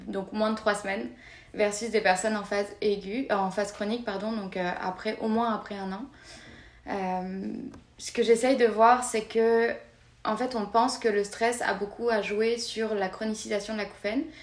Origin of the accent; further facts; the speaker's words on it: France; moved away as an adult; now in Montreal, Canada; on est assez bien accueillis en tant que Français